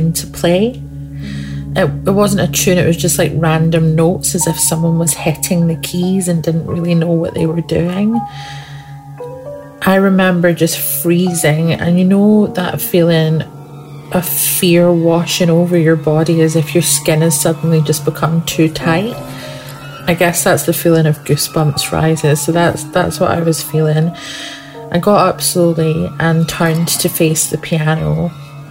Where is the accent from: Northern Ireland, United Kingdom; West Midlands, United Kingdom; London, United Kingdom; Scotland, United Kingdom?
Scotland, United Kingdom; where I grew up in Scotland